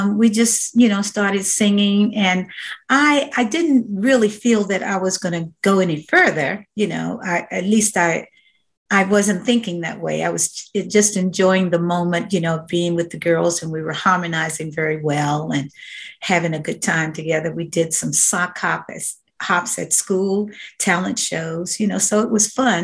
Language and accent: English; Washington, District of Columbia, United States; also born or lived in Victoria, Virginia; now in Augusta, United States; I was born in Victoria, Virginia, a small town southwest of Richmond, Virginia. But yes, raised in Washington, D.C.